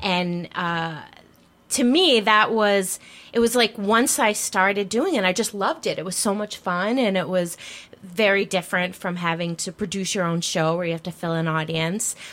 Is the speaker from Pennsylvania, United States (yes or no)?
yes; Philadelphia, Pennsylvania, United States; I'm from Philadelphia